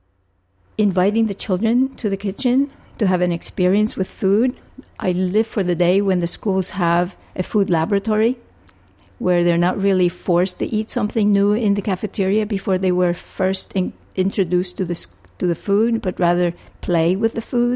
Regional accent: Puerto Rico; moved away as an adult; also born or lived in Philadelphia; I was born and raised in Puerto Rico

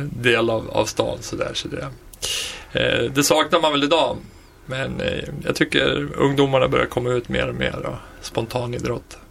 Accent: Västerås, Västmanland, Sweden; född och uppvuxen i Västerås

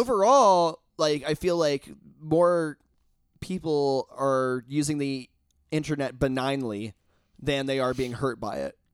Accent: Indiana, United States; I'm from Indiana

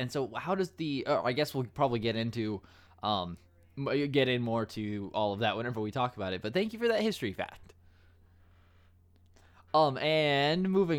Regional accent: United States; I'm the American on the podcast

